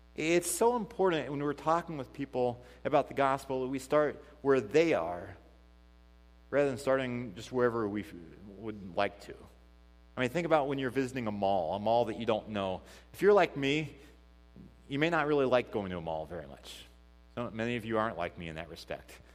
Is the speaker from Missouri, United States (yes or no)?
yes; Missouri, United States; now in Port Washington, United States; we, we grew up 15 minutes from each other in Missouri. I mean, I'm from Missouri.